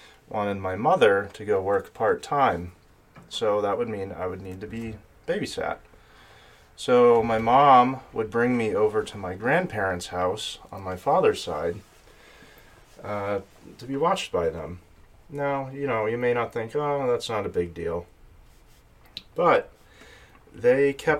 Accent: Sterling, Massachusetts, United States; I'm from Sterling, Massachusetts

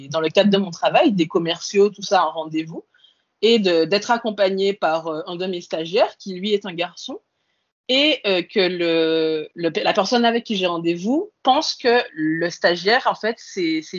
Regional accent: Antilles, France; moved away as an adult; moi, je viens des Antilles. Et euh, quand je suis arrivée en France hexagonale pour faire mes études, ben, j'étais toute seule à 8000 km de mes parents

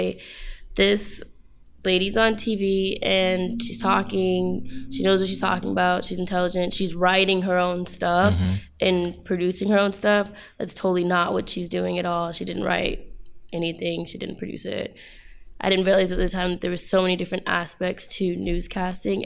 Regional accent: Los Angeles, California, United States; also born or lived in Hampton, Virginia; I'm from Los Angeles, California.

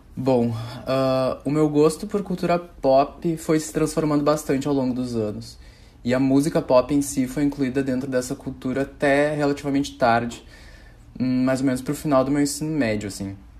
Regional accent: Porto Alegre, Rio Grande do Sul, Brazil; Sou gaúcho, de Porto Alegre

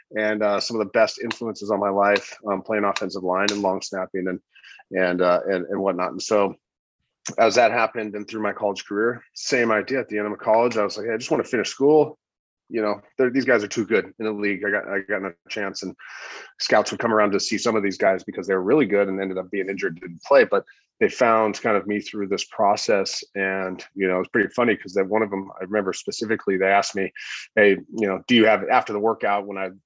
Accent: Corona, California, United States; I grew up in Southern California in a small town called Corona, which is actually a big town now.

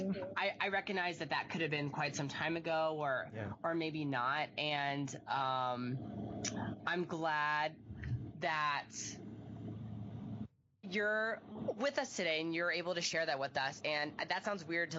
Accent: Montgomery, Alabama, United States; I also grew up in Alabama. I grew up in Montgomery

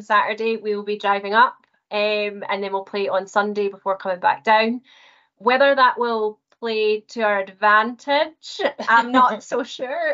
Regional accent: Scottish Central Belt, Scotland, United Kingdom; was born and raised in the Scottish Central Belt

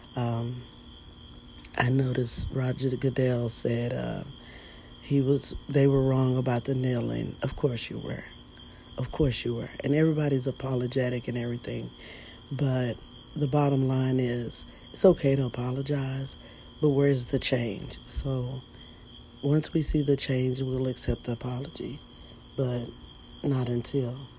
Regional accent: United States; we're just as American as you guys are

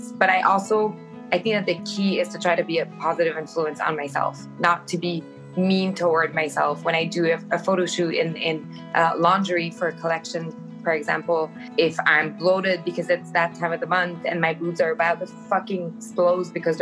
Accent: Rivière-du-Loup, Quebec, Canada; I started working in a clothing store back in my hometown in Rivière-du-Loup

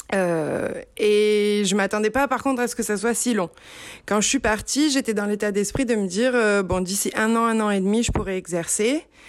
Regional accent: Marseille, Provence-Alpes-Côte d'Azur, France; moved away as an adult; now in San Luis Obispo, United States; je suis originaire du sud de la France, euh, j'ai grandi entre Aix-en-Provence et Marseille

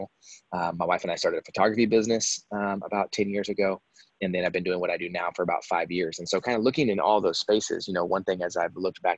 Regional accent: Texas, United States; also born or lived in Dallas–Fort Worth; I'm from Texas, so kind of lived a bunch of places growing up, kind of lived all over Texas. Dallas, Fort Worth, for those of you that are familiar, is kind of where I always ended up

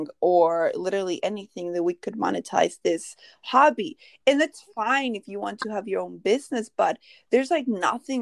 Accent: Mexico; moved away; I grew up in Mexico, and my dad would be in Mexico 3 months and then 3 months in the U.S. But when he was in Mexico, you know, we're from a little village

